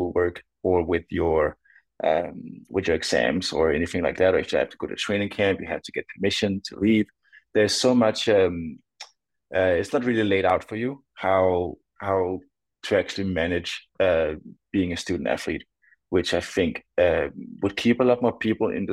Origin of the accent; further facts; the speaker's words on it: Denmark; Growing up in Denmark